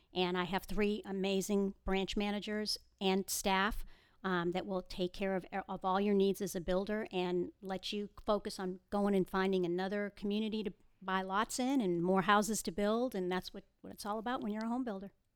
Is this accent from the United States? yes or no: yes; Boston, Massachusetts, United States; moved away as an adult; now in Houston, United States; I was born and raised in the Boston area. I moved to Texas thirty years ago this July.